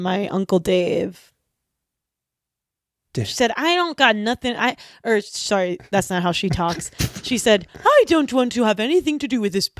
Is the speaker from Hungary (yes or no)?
yes; Hungary; Well, we're from Hungary.